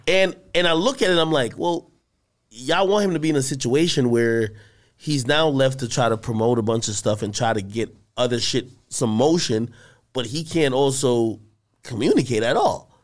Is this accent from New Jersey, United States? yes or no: yes; New Jersey, United States; I'm from Jersey.